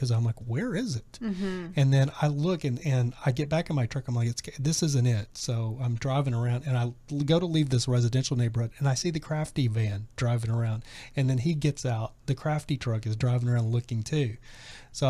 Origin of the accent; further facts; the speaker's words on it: Texas, United States; now in Los Angeles, United States; I'm from Texas